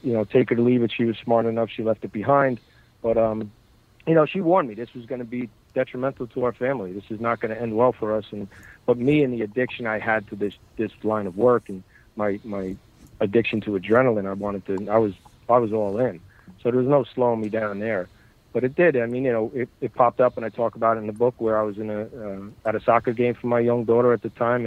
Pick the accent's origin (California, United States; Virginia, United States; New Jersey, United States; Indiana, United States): New Jersey, United States; Bayonne; I grew up in Bayonne, New Jersey. That's my neighborhood.